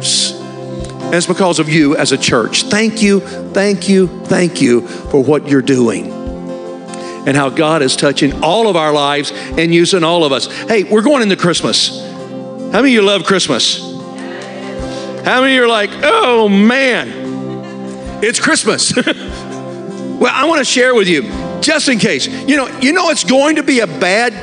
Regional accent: Alabama, United States; I was raised in Alabama, so I'm a southerner

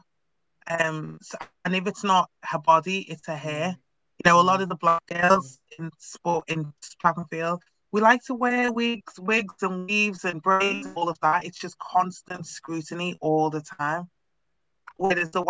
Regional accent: Liverpool, North West England, United Kingdom; Growing up in Liverpool was just different.

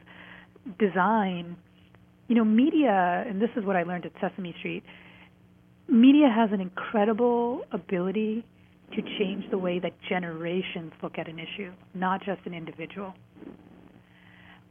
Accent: New York, United States; growing up in New York

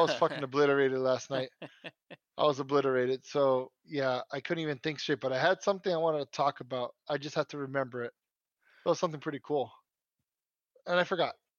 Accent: United States; first language Spanish; English is a second language; Born here in the good old USA

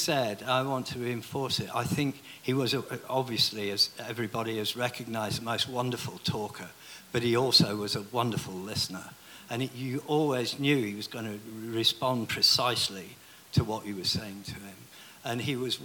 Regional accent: Lancashire, North West England, United Kingdom; I was born in Lancashire.

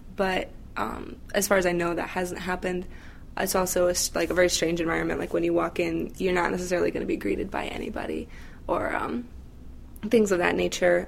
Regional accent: Valparaiso, Indiana, United States; I was born and raised in Valparaiso, Indiana

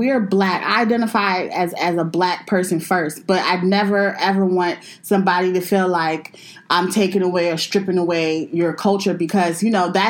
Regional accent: United States; born there; Now I was born here in America.

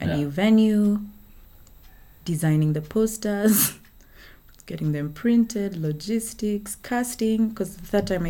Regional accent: Sweden; English is a second language; I'm from Sweden.

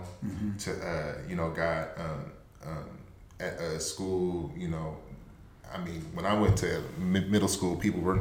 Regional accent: Tacoma, Washington, United States; I was born and raised in Tacoma, Washington. Lived here my whole life

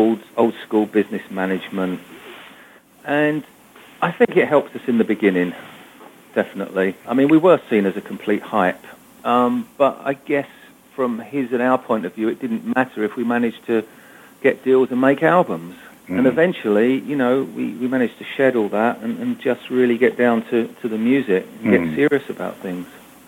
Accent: England, United Kingdom; my father was a half Italian and from Milan, my mother was English. So growing up in England, no, we all spoke English.

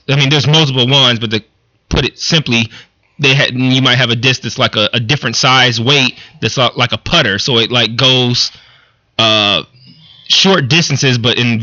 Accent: Detroit, Michigan, United States; growing up in Detroit

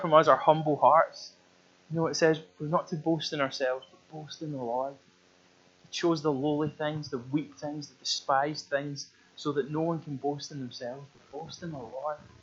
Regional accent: Glasgow, Scotland, United Kingdom; I come from a part of Glasgow that's outside the West End of Glasgow, not the posh part of West End, but like the wild West End of Glasgow when you go beyond it

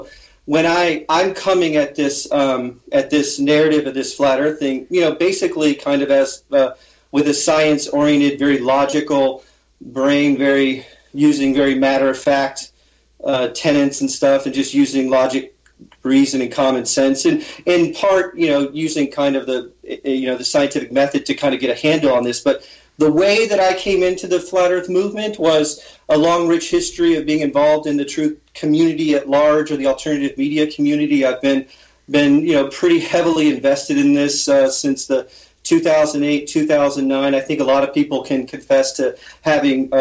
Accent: Portland, Maine, United States; I'm from Portland, Maine

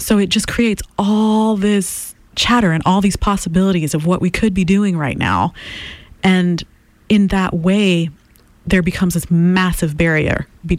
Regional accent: Haiti; English is a second language; moved away as an adult; I come from Haiti

